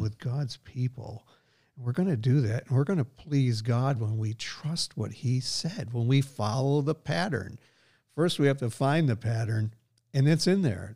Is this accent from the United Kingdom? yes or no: yes; Scotland, United Kingdom; I am a Scot